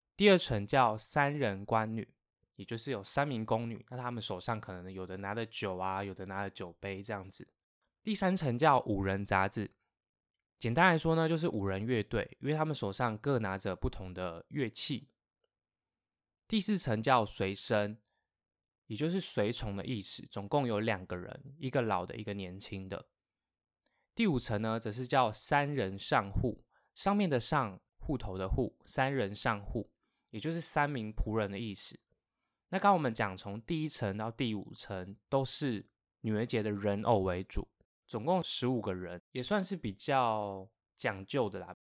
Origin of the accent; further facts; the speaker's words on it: Taiwan; 我们台湾人啊，端午节不是会吃粽子，然后中秋节会吃月饼